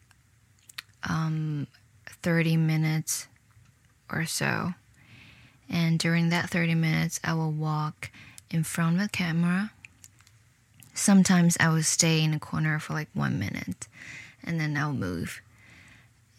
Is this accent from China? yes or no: yes; Shenzhen, Guangdong, China; moved away as an adult; also born or lived in Hong Kong / United Kingdom / Providence, Rhode Island; now in New York City, United States; I'm from China. A city in the south, a river across Hong Kong. I wasn't born there, but I spent 10 years living in the city